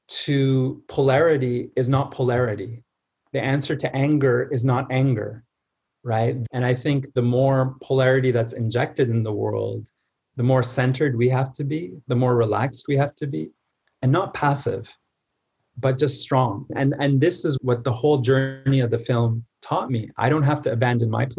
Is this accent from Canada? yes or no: yes; Canada; I was born in Canada, I was spending the summers in Egypt.